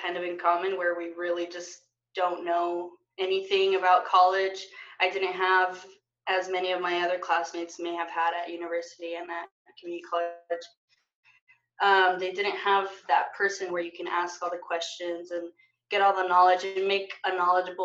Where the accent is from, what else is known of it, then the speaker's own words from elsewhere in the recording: Salinas, California, United States; also born or lived in Bakersfield, California; I was born and raised in Salinas, California.